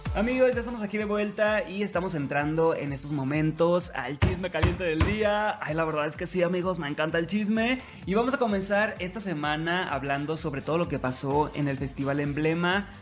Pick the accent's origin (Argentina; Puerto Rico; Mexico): Mexico; Los Mochis, Sinaloa; soy de los Mochis Sinaloa